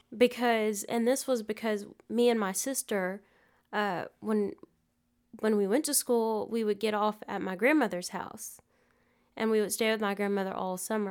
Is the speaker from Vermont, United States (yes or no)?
no; Prattville, Alabama, United States; I grew up in, uh, Prattville